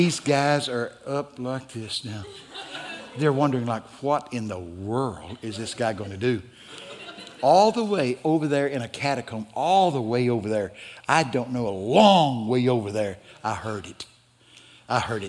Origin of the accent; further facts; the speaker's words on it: the South, United States; I'm from the South